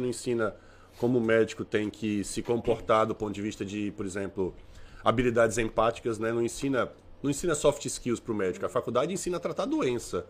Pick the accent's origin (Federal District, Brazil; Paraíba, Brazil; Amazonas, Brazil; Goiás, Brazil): Paraíba, Brazil; moved away; also born or lived in Fortaleza, Ceará / São Paulo; Eu sou cearense de história, né? De, de nascimento. Mas eu me considero mais paraibano, porque minha família toda é de João Pessoa. Eu só fui morar um tempo em Fortaleza e nasci lá, obviamente